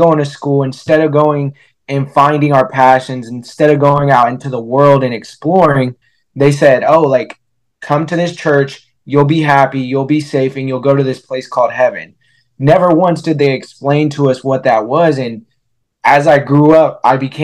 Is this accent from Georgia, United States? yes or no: no; Vallejo, California, United States; also born or lived in Fairfield, California; we grew up in Vallejo, California, and then we moved over to Fairfield